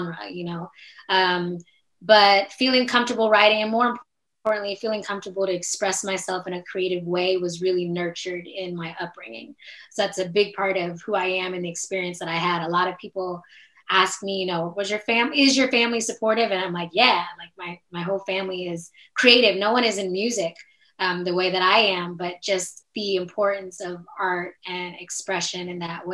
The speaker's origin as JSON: {"language": "English", "town": "Oakland", "region": "California", "country": "United States", "tie": "born or raised there", "also_born_or_lived": "Paris, France", "moved": "as an adult", "lives_now": "New York, United States", "said": "I was born in Oakland, California. So that's where I'm from"}